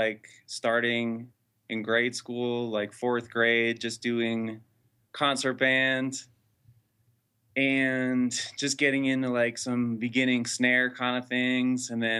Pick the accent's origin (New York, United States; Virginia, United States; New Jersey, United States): New Jersey, United States; Morristown; I'm actually originally born and raised in New Jersey, Morristown.